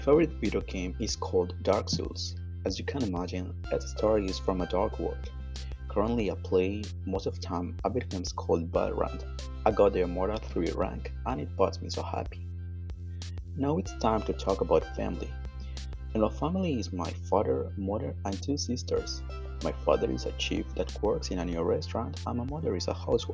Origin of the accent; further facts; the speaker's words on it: Mexico; English is a second language; now in San Andrés Tuxtla, Mexico; I was born and studied in Mexico, but currently I live in Veracruz, exactly in a city called San Andrés Tuxtla. I've been there for a long, long time